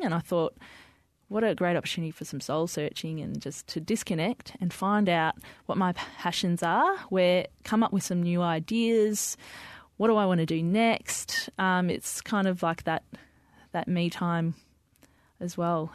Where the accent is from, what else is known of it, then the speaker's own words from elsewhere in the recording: Melbourne, Victoria, Australia; also born or lived in Diggers Rest; I grew up in the western suburbs of Melbourne, Sunshine, Footscray, and then, um, we moved to a property out in Diggers Rest where mum and dad still live.